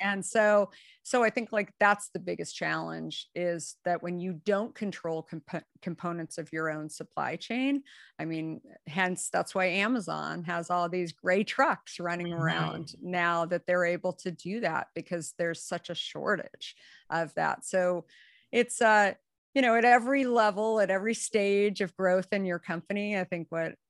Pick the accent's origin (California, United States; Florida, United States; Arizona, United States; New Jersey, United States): Arizona, United States; Scottsdale; moved away; also born or lived in New York City / San Francisco; I grew up in Arizona and Scottsdale, where pretty much my life was outside.